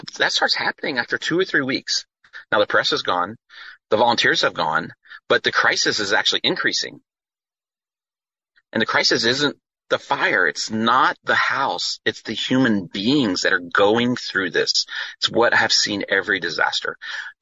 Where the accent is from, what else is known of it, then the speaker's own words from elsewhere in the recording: Louisiana, United States; we're from Louisiana